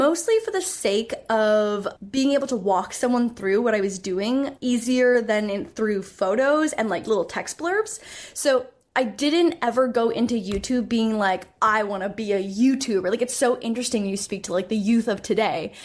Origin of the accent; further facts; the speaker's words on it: Canada; also born or lived in Toronto; I'm Canadian. So I was in Toronto for university